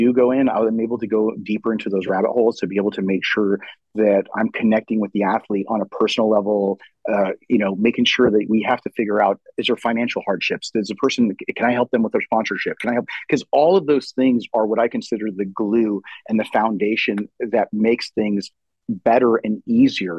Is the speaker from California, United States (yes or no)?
yes; San Jose, California, United States; moved away as an adult; also born or lived in Kuwait / Queens, New York; now in Dallas, United States; I grew up in the San Jose area my entire life up until about 7 months ago when we moved to Dallas